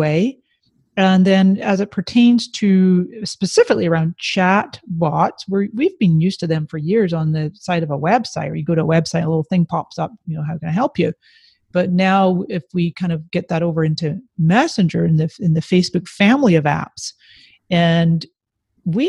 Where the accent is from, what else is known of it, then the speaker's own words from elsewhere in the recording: Canada; moved away as an adult; now in San Diego, United States; I was born in Canada with Scottish parents